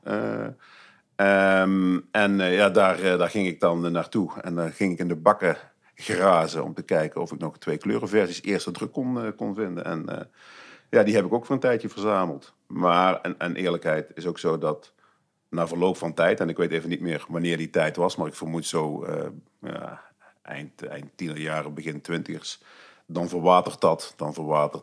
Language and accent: Dutch; Heeze, North Brabant, Netherlands; Ik ben eh, geboren en getogen en nog steeds woonachtig in Hezen onder de rook van Eindhoven